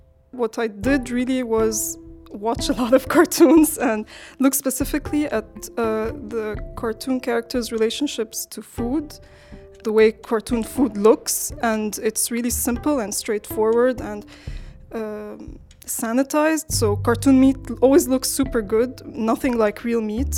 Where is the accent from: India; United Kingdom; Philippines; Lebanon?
Lebanon; I'm from Lebanon